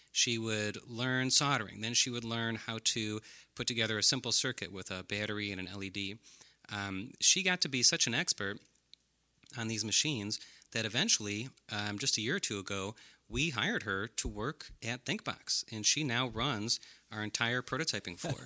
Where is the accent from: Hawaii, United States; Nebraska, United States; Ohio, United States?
Ohio, United States; Brecksville; I grew up in Brecksville, Ohio.